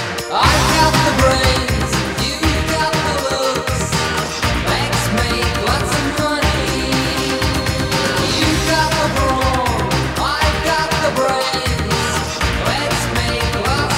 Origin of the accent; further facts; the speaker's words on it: Argentina; I'm from Argentina